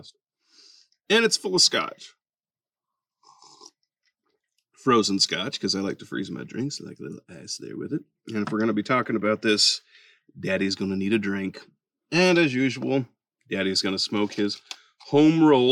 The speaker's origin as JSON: {"language": "English", "town": "Bakersfield", "region": "California", "country": "United States", "moved": "yes", "lives_now": "Texas, United States", "said": "My wife and I, we're from Bakersfield, California"}